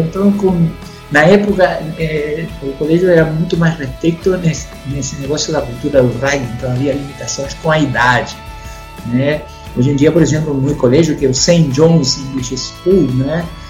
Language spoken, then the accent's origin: Portuguese; Concepción, Biobío, Chile; Portuguese is a second language; moved away as an adult; also born or lived in Belo Horizonte, Brazil / Espírito Santo, Brazil; now in Brazil; Eu sou do sul do Chile, é o terceiro polo mais importante do rugby nacional, né? na cidade de Concepción, uma cidade industrial. Né? E eu nasci na cidade de Concepción